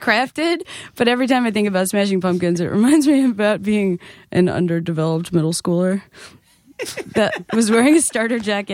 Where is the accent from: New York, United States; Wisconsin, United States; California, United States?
New York, United States; Nassau County, Long Island; I was from Nassau County